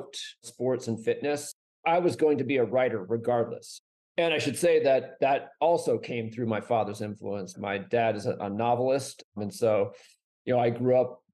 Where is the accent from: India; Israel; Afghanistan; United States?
United States; New Hampshire; now in Flagstaff, United States; I grew up mostly in New Hampshire, so very far from here.